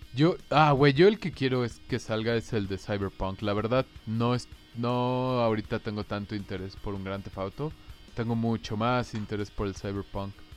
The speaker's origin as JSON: {"language": "Spanish", "country": "Mexico"}